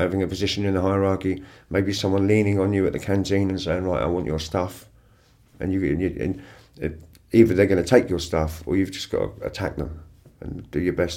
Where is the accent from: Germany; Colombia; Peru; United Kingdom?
United Kingdom; Farnborough, South East England; also born or lived in Winchester; where I grew up in Farnborough was in Hampshire